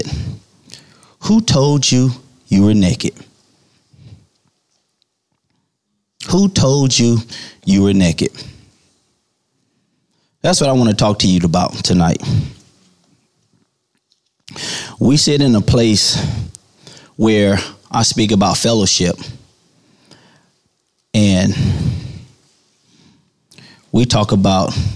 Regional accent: St. Louis, Missouri, United States; I grew up in St. Louis, Missouri

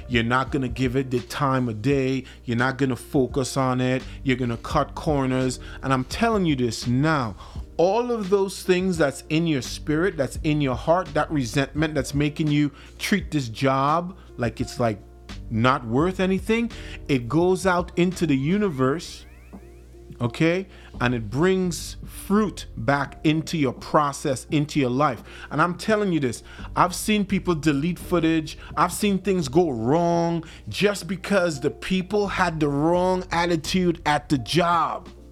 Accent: Trinidad & Tobago; now in Minnesota, United States; I'm originally from the Caribbean. I'm, I'm, from the twin island nation of Trinidad and Tobago.

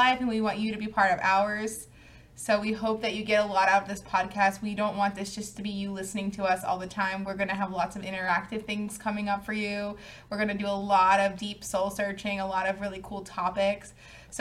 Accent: Philadelphia, Pennsylvania, United States; moved away as an adult; also born or lived in New York; I was born in Philadelphia and I was raised there by my parents

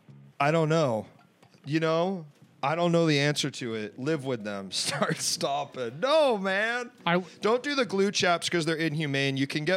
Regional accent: East Coast, United States; growing up on the East Coast

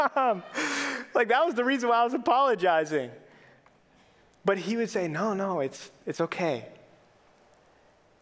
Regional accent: Minneapolis–Saint Paul, Minnesota, United States; I grew up in the Twin Cities

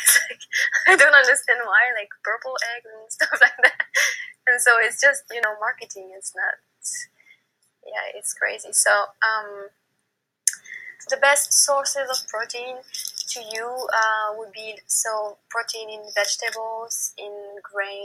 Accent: Paris, Île-de-France, France; I live in Paris. I grew up in Paris

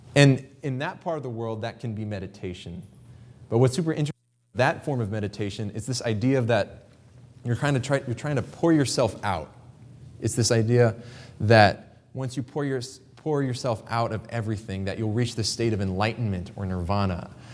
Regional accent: Kansas, United States; I grew up in Kansas

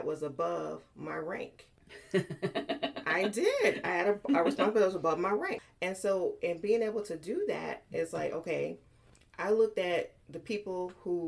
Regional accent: Asheville, North Carolina, United States; moved away as an adult; now in Virginia, United States; I came from Asheville, North Carolina

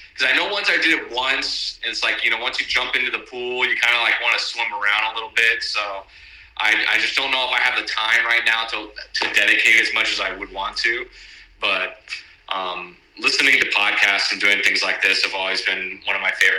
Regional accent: Homestead, Florida, United States; now in San Diego, United States; I grew up in the dirty South, like Miami, even further south than that. Not as far as the Keys, but Homestead

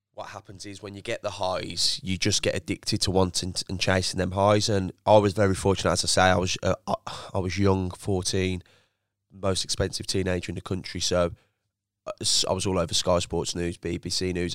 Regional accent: Birmingham, West Midlands, United Kingdom; also born or lived in Feckenham; grew up southern, southern Birmingham, so near the Licky Hills.

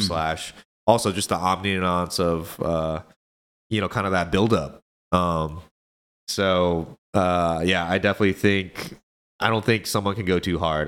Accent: Kansas City, United States; my part in just the K C community, um, and I, and I just say that just because this is my hometown

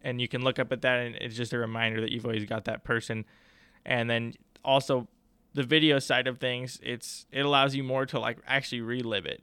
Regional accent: Wyoming, United States; now in Billings, United States; I'm from Wyoming originally

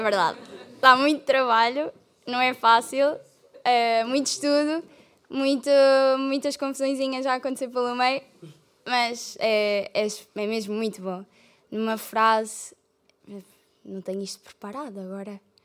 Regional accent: Algarve, Portugal; moved away as an adult; now in Coimbra, Portugal; eu vim de, do Algarve

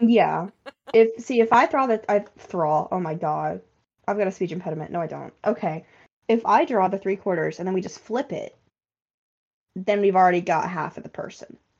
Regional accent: North Carolina, United States; I'm from the South, as Reed just outed me. Not the Deep South, so don't worry. Um, but the South, North Carolina

